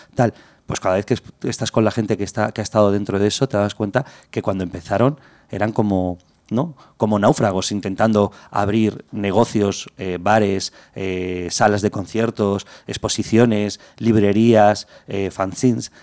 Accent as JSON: {"language": "Spanish", "town": "Madrid", "region": "Community of Madrid", "country": "Spain", "tie": "born or raised there", "said": "Yo he nacido en Madrid, soy madrileño, he vivido muchos años eh, por Madrid en diferentes barrios"}